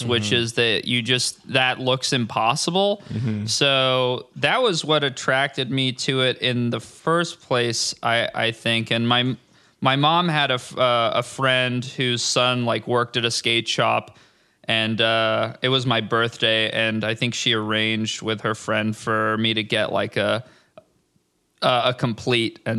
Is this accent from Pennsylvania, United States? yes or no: no; Orange County, California, United States; I'm from Orange County, uh, which is a like just the next county south of Los Angeles, basically a bunch of suburbs. It's pretty boring